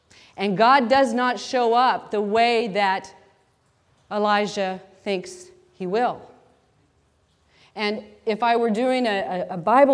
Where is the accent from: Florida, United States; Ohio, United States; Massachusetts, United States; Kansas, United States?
Kansas, United States; Wichita; I grew up in a Roman Catholic family. We had a home in Wichita, Kansas